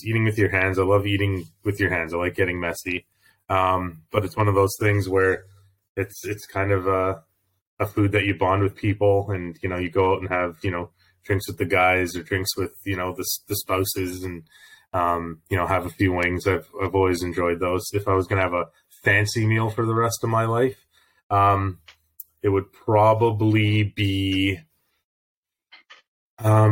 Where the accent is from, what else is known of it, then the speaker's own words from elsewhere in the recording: Calgary, Alberta, Canada; also born or lived in Toronto; So I've lived in Calgary since I was 9 years old. We moved from Toronto when I was little